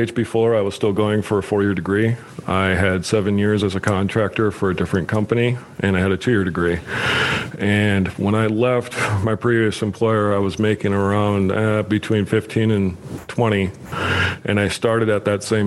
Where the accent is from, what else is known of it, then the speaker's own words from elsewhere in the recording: St. Paul, Minnesota, United States; also born or lived in Fort Benning, Georgia; I grew up in Eastside, St. Paul.